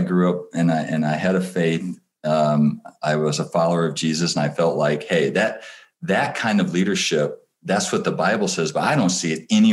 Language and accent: English; Michigan, United States; I grew up in Michigan